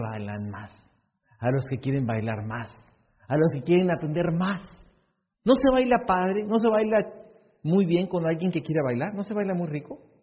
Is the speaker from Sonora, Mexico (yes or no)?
yes; Hermosillo, Sonora, Mexico; Yo nací en Hermosillo